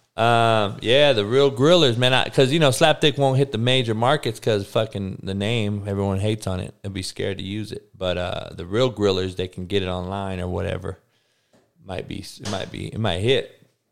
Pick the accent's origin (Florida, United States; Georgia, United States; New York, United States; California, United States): California, United States; Compton; I grew up on the East Side of Compton